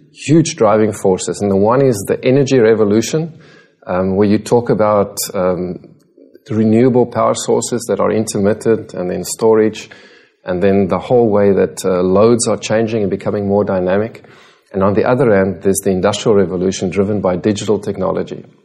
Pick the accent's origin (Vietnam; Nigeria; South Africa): South Africa; moved away as an adult; now in Singapore; I'm South African.